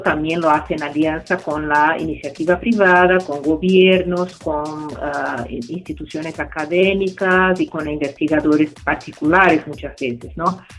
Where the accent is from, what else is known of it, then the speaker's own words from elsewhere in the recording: Brazil; soy brasileña